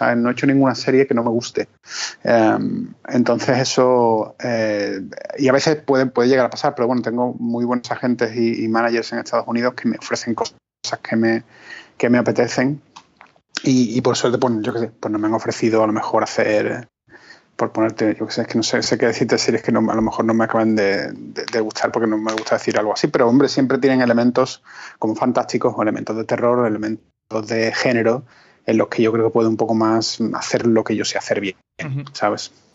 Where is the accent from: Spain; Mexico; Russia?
Spain; éramos como dos españoles